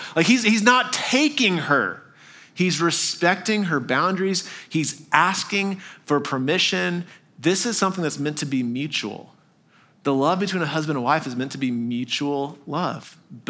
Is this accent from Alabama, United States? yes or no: no; Arkansas, United States; born there; I was born in Arkansas, so I feel like I can say that, all right?